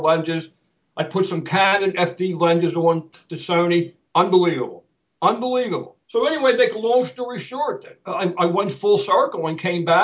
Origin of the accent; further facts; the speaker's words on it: Philadelphia, Pennsylvania, United States; I'm a Philadelphian by heart. I've been going to the parade since I was a kid, the Mummers Parade.